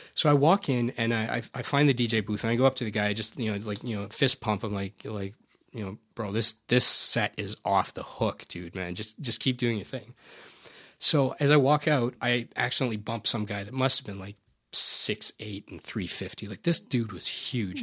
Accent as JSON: {"language": "English", "region": "Alberta", "country": "Canada", "tie": "born or raised there", "said": "I've been born and raised here, and I grew up in Alberta"}